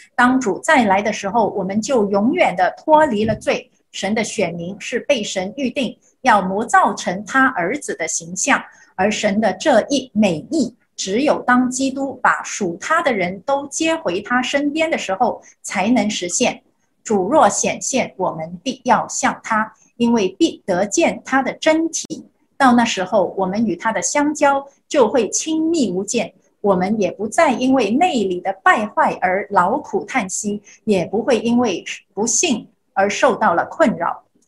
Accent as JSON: {"language": "Chinese", "country": "China", "tie": "born or raised there", "moved": "yes", "said": "我小时候在中国生活"}